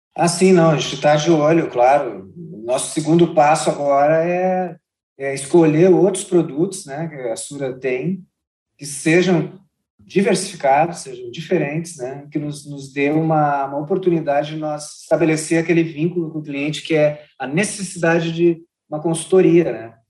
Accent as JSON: {"language": "Portuguese", "town": "Porto Alegre", "region": "Rio Grande do Sul", "country": "Brazil", "tie": "born or raised there", "said": "sempre fiquei em Porto Alegre, morei muito na região metropolitana de Porto Alegre"}